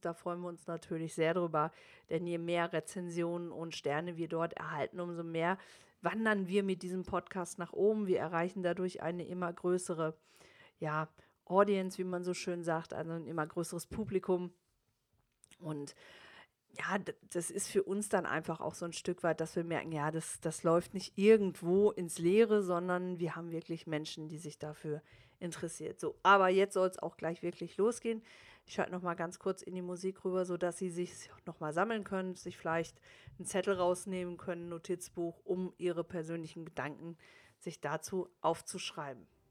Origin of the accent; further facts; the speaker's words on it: Germany; also born or lived in United States; bei uns in Deutschland